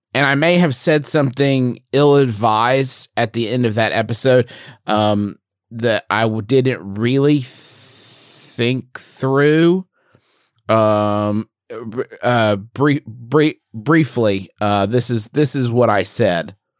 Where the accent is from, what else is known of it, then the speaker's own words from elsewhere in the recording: West Virginia, United States; we're from West Virginia